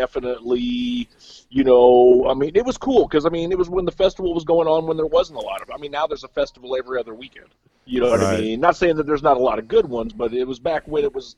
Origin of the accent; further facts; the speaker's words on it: Central Illinois, United States; also born or lived in Milwaukee area; now in Milwaukee, United States; I may be up in the Milwaukee area, but I'm from Central Illinois